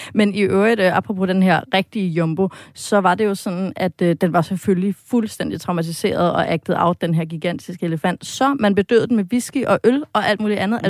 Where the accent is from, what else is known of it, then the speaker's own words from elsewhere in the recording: Denmark; som dansker